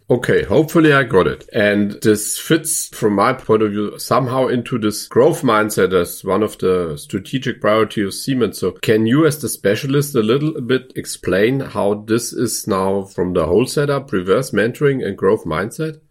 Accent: Upper Palatinate, Bavaria, Germany; As I'm coming from the Oberpfalz

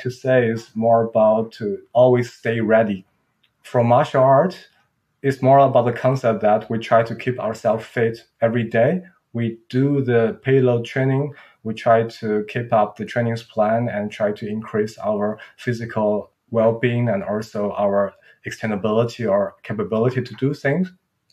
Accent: Qingdao, Shandong, China; moved away; also born or lived in Munich, Germany; my hometown, which is called Qingdao

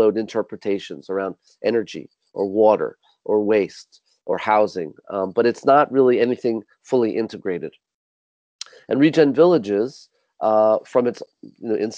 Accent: New York City, New York, United States; I grew up mm-hmm. in Manhattan. I grew up in New York City

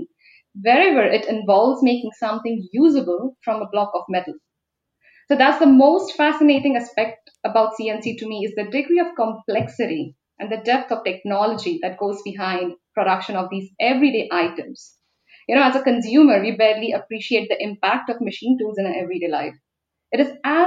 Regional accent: India; moved away as an adult; I come from India. So back in India, when I was doing my bachelor studies in electrical engineering

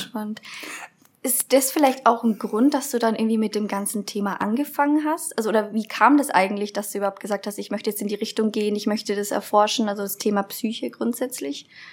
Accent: Nuremberg, Bavaria, Germany; ich komme eigentlich aus Nürnberg

